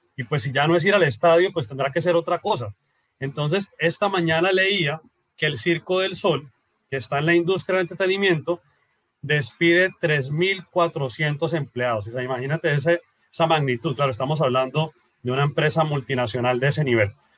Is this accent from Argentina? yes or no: no; Colombia; soy colombiano